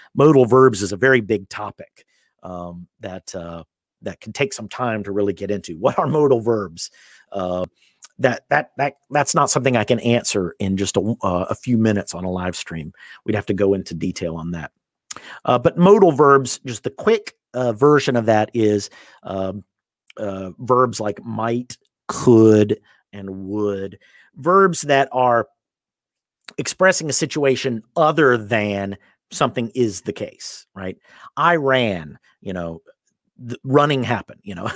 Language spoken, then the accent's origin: English; United States; I'm from the United States